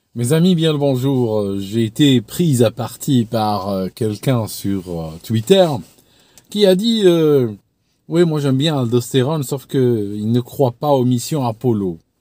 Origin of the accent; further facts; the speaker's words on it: Algeria; moved away as an adult; now in England, United Kingdom; je suis né en Algérie, j'ai grandi dans une société, euh, bon, un petit peu islamisée